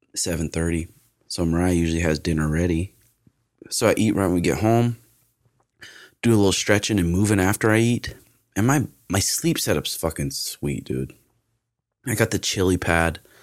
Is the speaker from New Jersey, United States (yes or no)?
no; Great Falls, Montana, United States; born or raised there; also born or lived in Portland